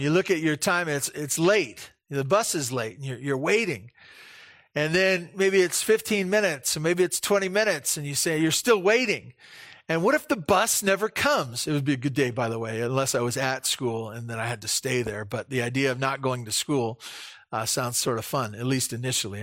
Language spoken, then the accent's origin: English; Santa Barbara, California, United States; moved away; when I grew up in Santa Barbara, I took the bus to s, to school.